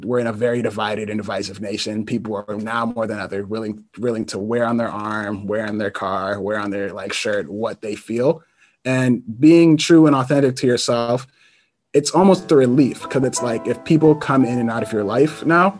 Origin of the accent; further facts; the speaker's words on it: Columbia, Maryland, United States; I'm from Columbia, Maryland, and I'm Black.